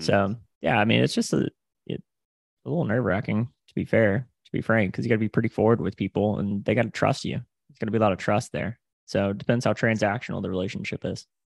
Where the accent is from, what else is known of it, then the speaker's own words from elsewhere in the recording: Panama City, Florida, United States; originally from the Panhandle of Florida, so I'm from Panama City, Florida